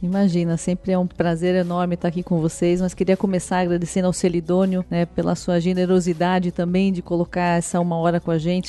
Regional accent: Brazil; Como brasileiros

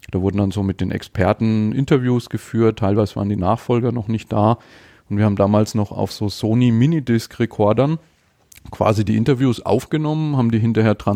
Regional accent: Nuremberg, Bavaria, Germany; Ich komme aus Nürnberg, bin 44 und verheiratet, ein Kind

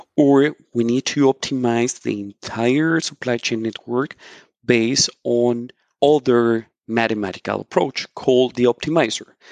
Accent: Colombia; now in Mannheim, Germany; I'm originally from Colombia

